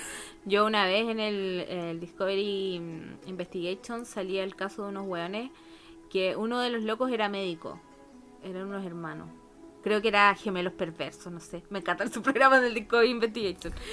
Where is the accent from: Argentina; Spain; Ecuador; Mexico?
Argentina; born there; yo nací en las Argentinas, mis papás se fueron a vivir a Argentina